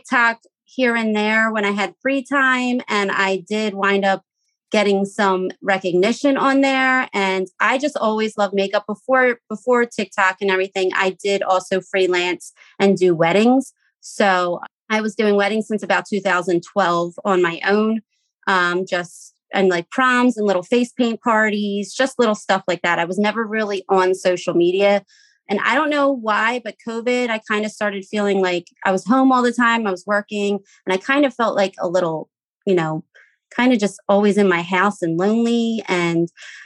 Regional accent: Philadelphia, Pennsylvania, United States; I am from Philadelphia, Pennsylvania.

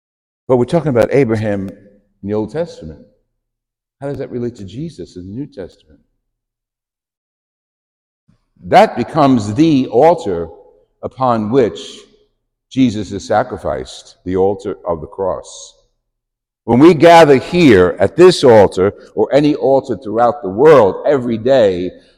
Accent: New York, United States; moved away; we come from New York

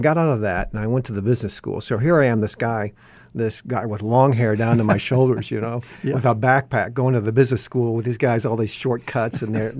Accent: Fort Wayne, Indiana, United States; What part of the country? I grew up in Fort Wayne, Indiana.

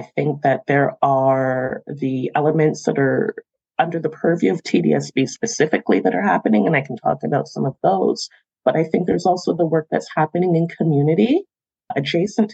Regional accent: Toronto, Ontario, Canada; the schools that I attended growing up in Toronto as a student myself

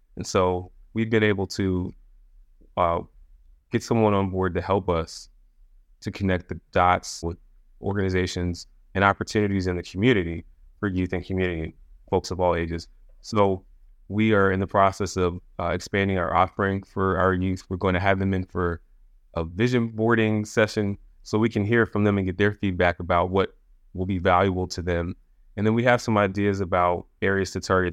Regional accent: Anne Arundel County, Maryland, United States; also born or lived in Forest Heights, Maryland; I grew up in Anne Arundel County, so in Maryland. My dad was in the Army, and we moved around a little bit you know, the beginning, early peri-, uh, period of my life, but I grew up in Maryland, so Maryland is home

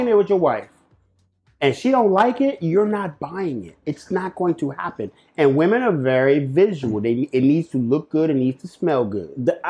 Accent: Catskill, New York, United States; But that's crazy because I grew up on Catskill.

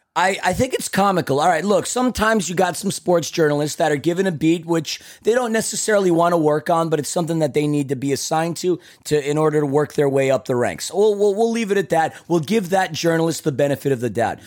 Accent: New York City, New York, United States; I'm from Queens, New York

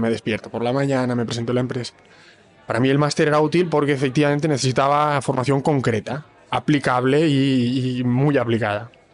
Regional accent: Palma, Balearic Islands, Spain; also born or lived in Bologna, Italy; now in Barcelona, Spain; Nací en Palma de Mallorca

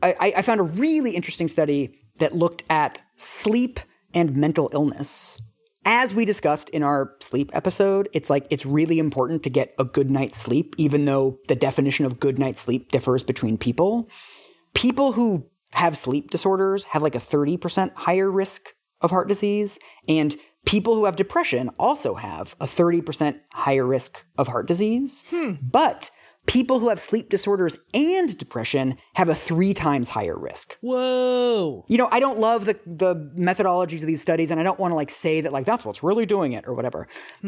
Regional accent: United States; also born or lived in London; I, as an American

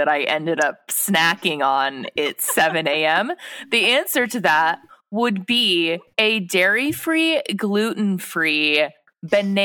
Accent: Pleasanton, California, United States; moved away as an adult; also born or lived in Los Angeles, California; now in Sioux Falls, United States; I grew up near in Northern California in a town called Pleasanton.

